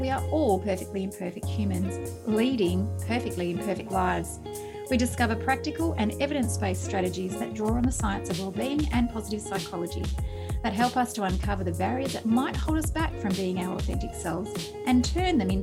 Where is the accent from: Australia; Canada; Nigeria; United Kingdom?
Australia; Wadawurrung country, Victoria; my hometown in the beautiful Wadawurrung country in Victoria